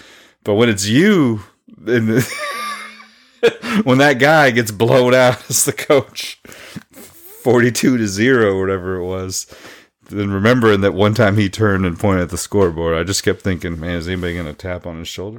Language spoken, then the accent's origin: English; Bartlesville, Oklahoma, United States; where I grew up in Bartlesville.